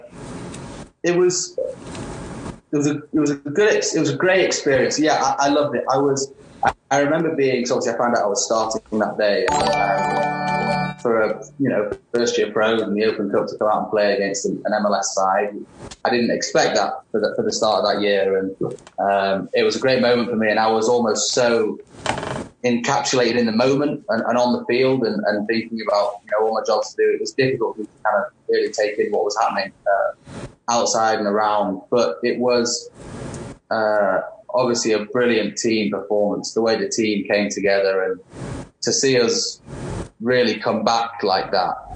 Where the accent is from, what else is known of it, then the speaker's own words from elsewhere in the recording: Warrington, North West England, United Kingdom; moved away as an adult; also born or lived in Charlotte, North Carolina; now in New Mexico, United States; my hometown, Warrington